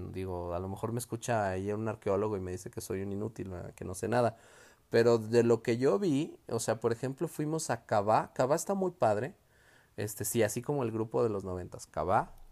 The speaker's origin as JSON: {"language": "Spanish", "town": "León", "region": "Guanajuato", "country": "Mexico", "said": "Nosotros somos de Guanajuato, eh, tenemos aquí San Miguel de Allende, tenemos Guanajuato, incluso aquí en León el centro pues también es muy colonial"}